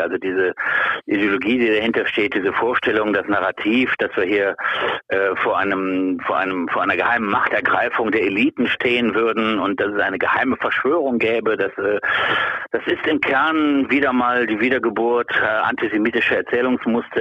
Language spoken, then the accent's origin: German; Rhineland, Germany; ich sehe mich als, als Rheinländer